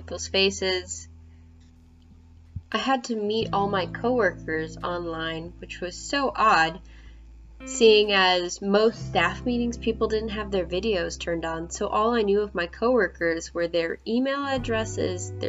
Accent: Nashville, Tennessee, United States; I'm from Nashville, Tennessee

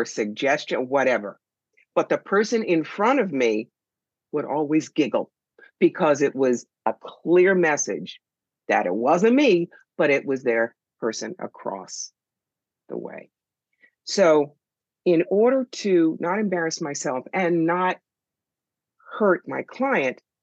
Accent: United States; As an American

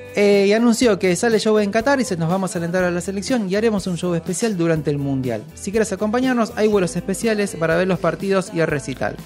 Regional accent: Argentina

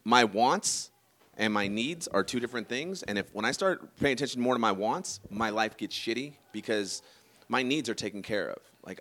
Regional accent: Sacramento, California, United States; I'm from Sacramento. I am not from San Francisco.

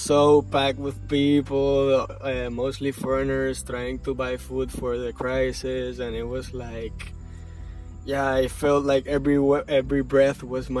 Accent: Puerto Rico; moved away as an adult; now in Bali, Indonesia; from Puerto Rico. And I am here in Bali.

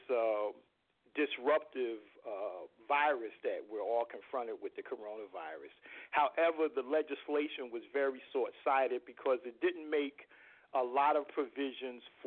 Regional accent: Newark, New Jersey, United States; also born or lived in Irvington, New Jersey; my birthplace, which is Newark, New Jersey, my hometown.

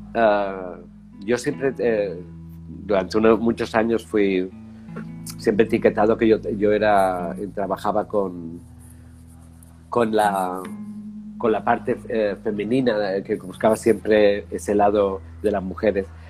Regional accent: Spain; moved away as an adult; also born or lived in Barcelona / Paris / London / United States; yo soy español

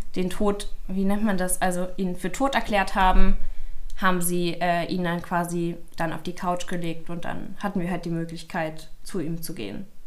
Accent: Berlin, Germany; ich komme aus Berlin

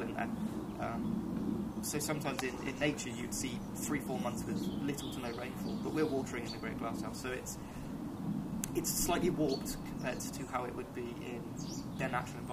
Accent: Ammanford, Wales, United Kingdom; I'm from Ammanford, which is a lot lower down, it's near a river, it's a lot warmer

